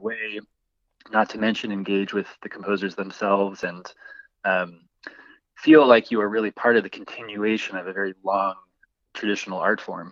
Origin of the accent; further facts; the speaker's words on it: Boise, Idaho, United States; I'm from Boise, I grew up here